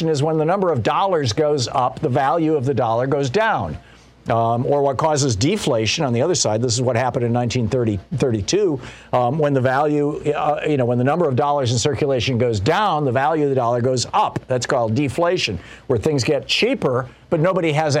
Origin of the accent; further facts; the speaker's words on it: Lansing, Michigan, United States; I grew up in Michigan, in Lansing, where General Motors, Fisher Body, you know, Chrysler, where they've got all these big factories that are making cars.